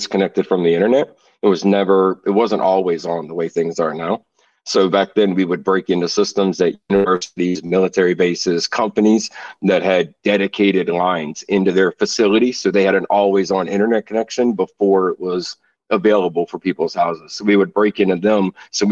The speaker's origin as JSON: {"language": "English", "region": "Virginia", "country": "United States", "said": "I'm from Virginia"}